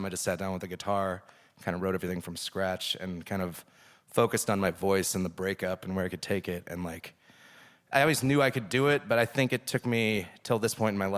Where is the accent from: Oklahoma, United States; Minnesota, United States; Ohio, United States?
Minnesota, United States; I'm from Minnesota